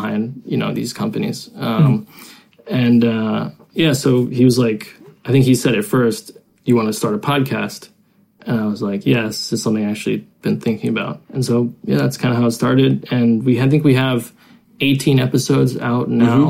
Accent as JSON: {"language": "English", "country": "United States", "moved": "as an adult", "lives_now": "China", "said": "I'm American. I've been in China 12 years."}